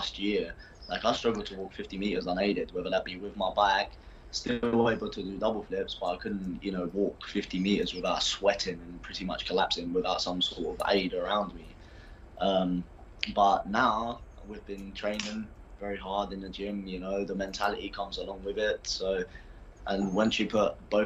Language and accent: English; Basildon, East of England, United Kingdom; now in Middlesbrough, United Kingdom; I'm from Essex, so like Basildon, that's where I was born.